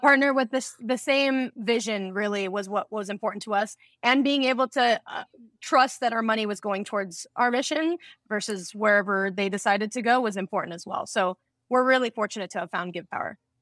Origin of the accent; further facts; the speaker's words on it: Las Vegas, Nevada, United States; Growing up in Las Vegas